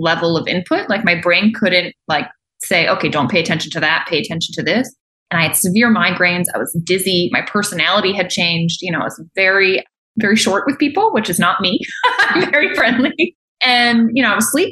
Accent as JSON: {"language": "English", "region": "Maryland", "country": "United States", "tie": "born or raised there", "also_born_or_lived": "Virginia / Colorado", "moved": "as an adult", "said": "I grew up in Maryland"}